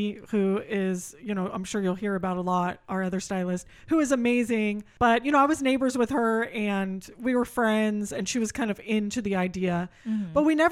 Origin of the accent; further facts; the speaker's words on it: Sacramento, California, United States; also born or lived in Fremont, California; I grew up in Sacramento.